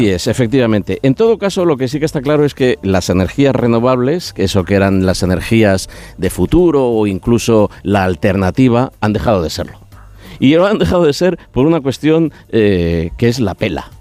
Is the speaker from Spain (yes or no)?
yes; Catalonia, Spain; los que venimos de Cataluña